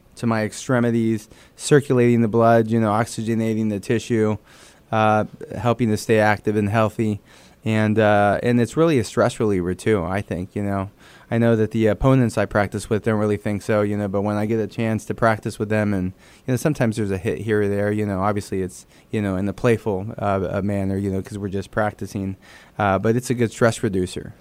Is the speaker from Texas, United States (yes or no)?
yes; San Antonio, Texas, United States; first language Spanish; English is a second language; also born or lived in Dallas, Texas; grew up in San Antonio